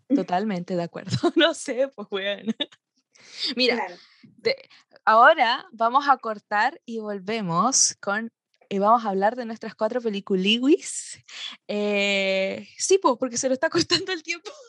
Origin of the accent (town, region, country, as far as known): Chile